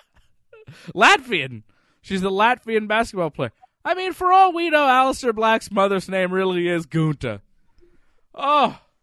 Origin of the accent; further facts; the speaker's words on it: Canada; I'm Canadian